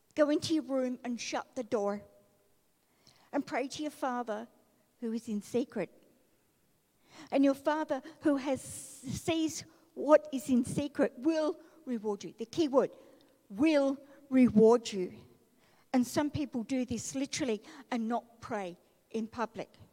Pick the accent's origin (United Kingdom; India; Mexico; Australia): Australia; Melbourne, Victoria; growing up in Melbourne and being a chronic asthmatic and a very skinny, tiny child